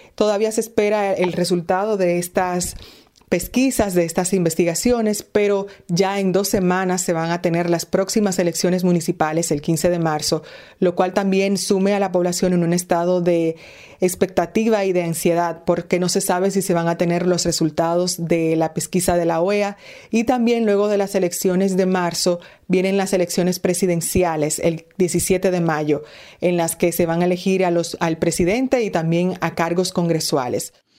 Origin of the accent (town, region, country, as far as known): Dominican Republic